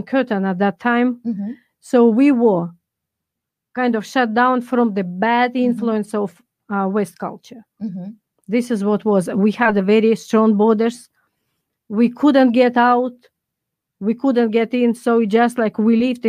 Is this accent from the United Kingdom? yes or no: no; Goryachy Klyuch, Krasnodar Krai, Russia; English is a second language; moved away as an adult; now in United States; this place where I was born and where I grew up